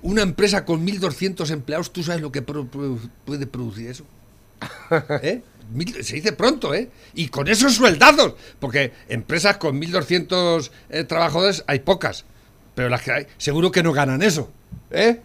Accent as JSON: {"language": "Spanish", "country": "Spain", "said": "somos muy españoles."}